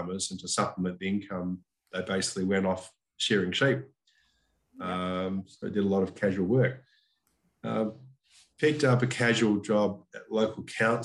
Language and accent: English; South Australia, Australia; moved away as an adult; born and bred in Corunda, which was a which is a little town an hour and a half east of Adelaide